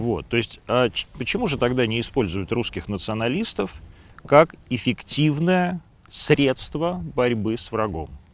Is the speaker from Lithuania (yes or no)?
no; Western Ukraine, Ukraine; moved away; я жил в детстве на Западной Украине